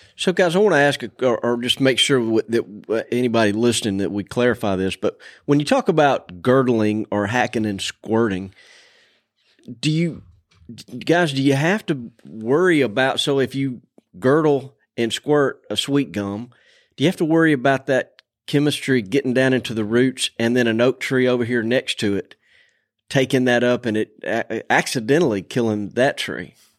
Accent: Montgomery, Alabama, United States; growing up around Montgomery

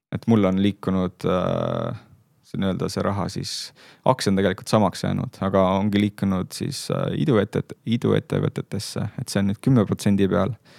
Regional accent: Saare County, Estonia; ma olen pärit Saaremaalt

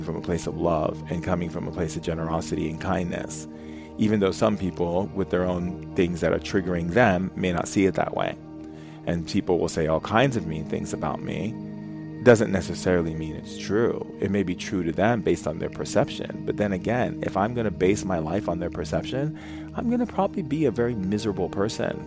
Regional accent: Foster City, California, United States; when I was a kid growing up in Foster City

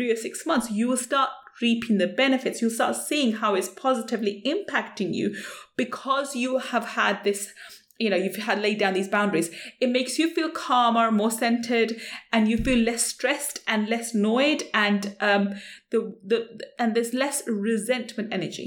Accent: London, United Kingdom; as a brown Asian woman growing up in London, as a child

